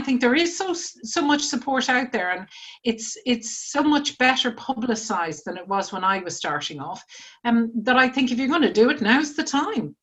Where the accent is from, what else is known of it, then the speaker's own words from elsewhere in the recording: Ireland; moved away as an adult; now in United Kingdom; when I was starting out from university it was the 1980s, and I was coming from Ireland where you know there were no jobs, and my first job was in the UK, so I was the original immigrant